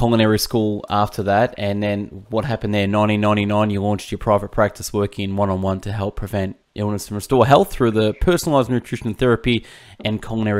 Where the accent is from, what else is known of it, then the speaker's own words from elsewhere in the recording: Melbourne, Victoria, Australia; I'm from Melbourne, Australia